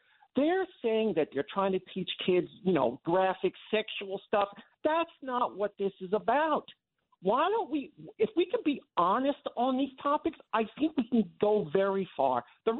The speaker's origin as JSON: {"language": "English", "area": "Long Island", "region": "New York", "country": "United States", "tie": "born or raised there", "lives_now": "Bronx, United States", "said": "growing up on Long Island in the 70s and the 80s as an interracial child"}